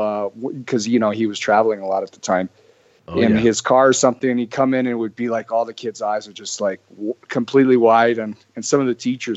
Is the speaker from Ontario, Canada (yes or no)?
no; Calgary, Alberta, Canada; born and raised in Calgary